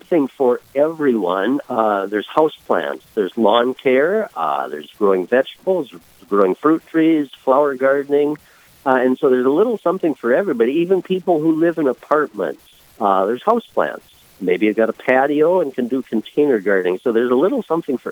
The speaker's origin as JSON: {"language": "English", "town": "Lisbon", "region": "North Dakota", "country": "United States", "tie": "born or raised there", "said": "I was born and raised in Lisbon, North Dakota, about 75 miles south and west of Fargo"}